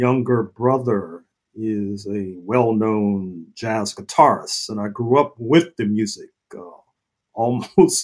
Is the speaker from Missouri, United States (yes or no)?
yes; St. Louis, Missouri, United States; in St. Louis, my hometown